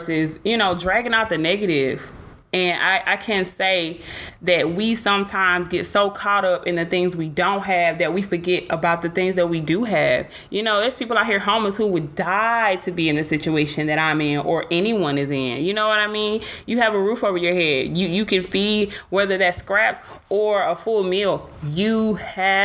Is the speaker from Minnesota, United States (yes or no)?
no; Atlanta, Georgia, United States; now in Dallas, United States; I'm from Atlanta